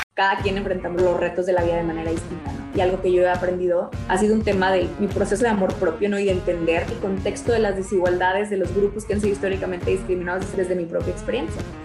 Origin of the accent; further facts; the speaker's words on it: Mexico; soy mexicana